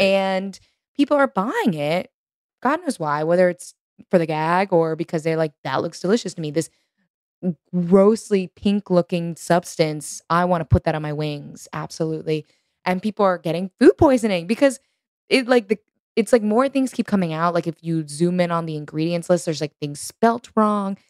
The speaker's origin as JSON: {"language": "English", "region": "Texas", "country": "United States", "tie": "born or raised there", "moved": "as an adult", "lives_now": "New York, United States", "said": "growing up in Texas"}